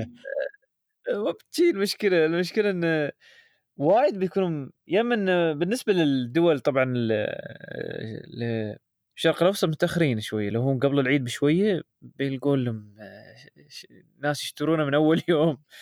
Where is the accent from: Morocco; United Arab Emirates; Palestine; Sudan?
United Arab Emirates; عندنا في الامارات